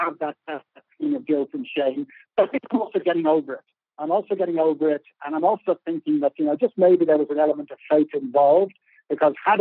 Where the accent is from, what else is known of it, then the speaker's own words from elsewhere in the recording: Ireland; moved away as an adult; now in South Africa; we're Irish South African rather than South African Irish people